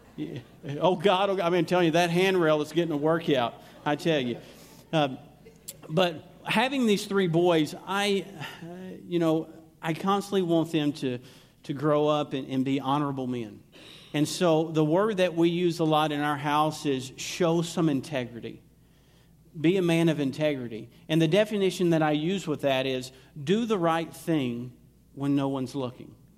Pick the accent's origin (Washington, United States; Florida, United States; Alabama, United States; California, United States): Alabama, United States; accent: southern drawl; moved away; I'm originally from Alabama